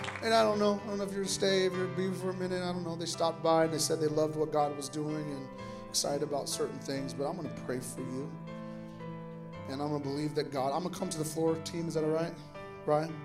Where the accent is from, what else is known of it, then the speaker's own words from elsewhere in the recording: Sioux City, Iowa, United States; I was born and raised in Sioux City, Iowa, and I lived on what was called the west side of town for us